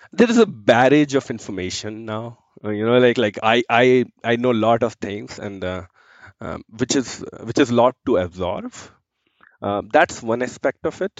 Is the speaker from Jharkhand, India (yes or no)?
yes; Giridih, Jharkhand, India; moved away as an adult; now in Calgary, Canada; I come from India. So I am born and brought up in east of India, which is a small city called Giriti in Jharkhand